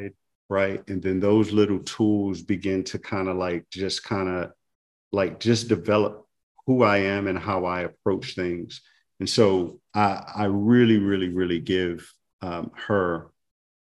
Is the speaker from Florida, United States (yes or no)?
no; New Orleans, Louisiana, United States; now in Atlanta, United States; I'm from New Orleans, mm-hmm. and I've been fortunate to have grown up in a city